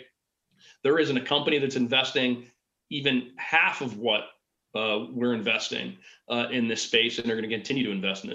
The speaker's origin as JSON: {"language": "English", "town": "Pittsburgh", "region": "Pennsylvania", "country": "United States", "said": "I was from Pittsburgh"}